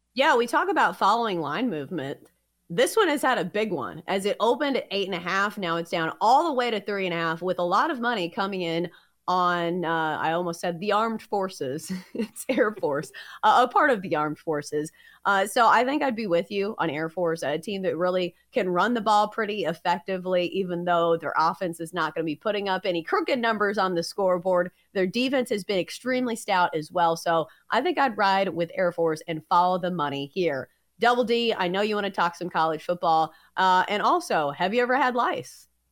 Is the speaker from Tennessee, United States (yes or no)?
yes; Middle Tennessee, United States; I am from Middle Tennessee